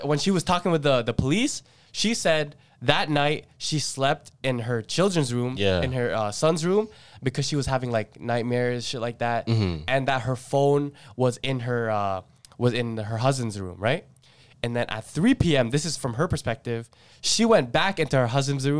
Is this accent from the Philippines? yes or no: yes; Philippines; I was like, bro, I'm not even Chinese, fam. I'm Filipino.